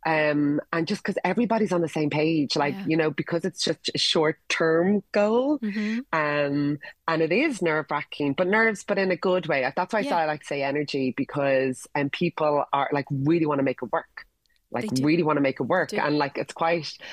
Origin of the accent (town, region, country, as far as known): Ireland